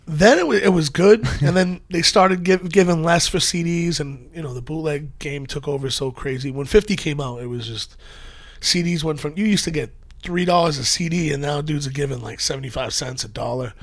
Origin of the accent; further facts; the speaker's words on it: Methuen, Massachusetts, United States; moved away as an adult; also born or lived in Lawrence, Massachusetts / New Hampshire / Boston; now in New York, United States; I grew up in Methuen and Lawrence, Massachusetts.